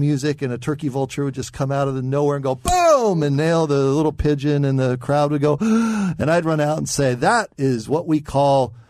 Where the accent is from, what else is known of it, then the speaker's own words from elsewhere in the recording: Valley Center, California, United States; I grew up in North San Diego County in a little community called Valley Center